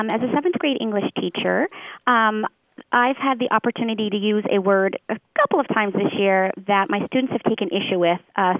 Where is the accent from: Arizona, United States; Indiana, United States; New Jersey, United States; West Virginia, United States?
Arizona, United States; Tempe; also born or lived in Southern California; I mostly grew up in Arizona, Tempe, Arizona, and Southern California. But my mother was from East Texas, so I suspect that it may have come through her speech in some way.